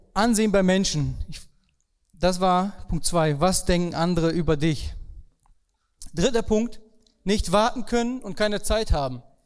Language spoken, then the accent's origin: German; Germany; Bei uns in Deutschland